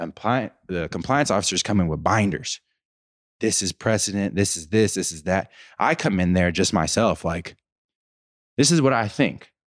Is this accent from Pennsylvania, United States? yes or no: yes; Pittsburgh, Pennsylvania, United States; I'm from Pittsburgh